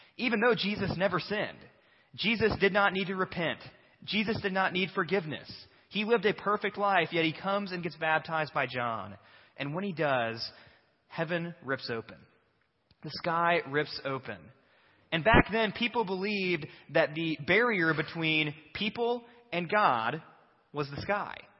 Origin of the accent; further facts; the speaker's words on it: Batesville, United States; we're from Batesville.